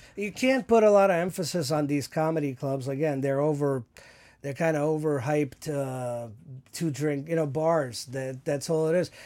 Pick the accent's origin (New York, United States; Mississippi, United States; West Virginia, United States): New York, United States; New York City; Growing up in New York, I've never held a gun in my life